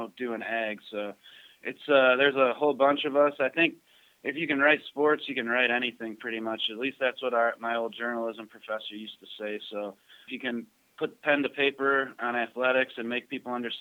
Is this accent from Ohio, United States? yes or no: yes; Cleveland, Ohio, United States; also born or lived in northern Michigan; I'm a Cleveland kid, born and raised in Cleveland, Ohio. Lived here basically my whole life.